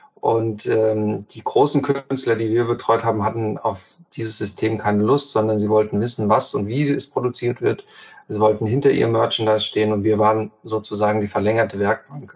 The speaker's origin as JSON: {"language": "German", "town": "Giessen", "region": "Hesse", "country": "Germany", "tie": "born or raised there", "said": "gebürtiger Gießener, daher kennen wir uns ja auch und ähm, dort aufgewachsen"}